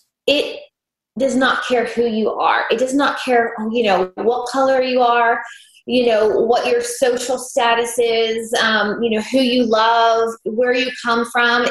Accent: Pittsburgh, Pennsylvania, United States; also born or lived in Los Angeles, California; now in Nashville, United States; I'm from Pittsburgh

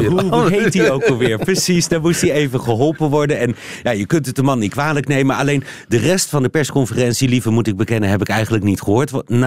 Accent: Belgium; Nou ben ik natuurlijk eh, daarmee mijn onkunde als Belg aan het aangeven dat ik dat niet heb

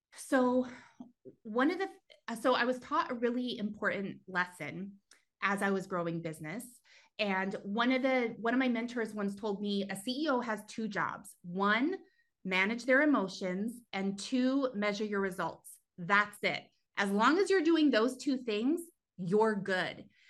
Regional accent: New Mexico, United States; moved away as an adult; also born or lived in California; I actually grew up in New Mexico, um, a really, really teeny tiny town

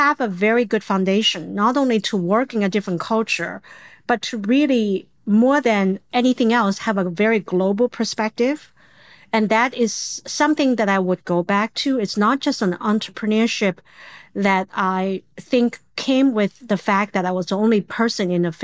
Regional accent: China; English is a second language; moved away as an adult; now in United States; I was born, raised in the era for a long time when China was very closed

